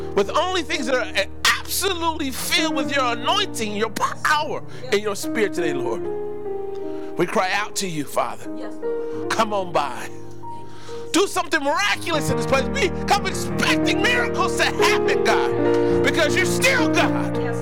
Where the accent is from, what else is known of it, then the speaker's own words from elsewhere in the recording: West Coast, United States; growing up on the West Coast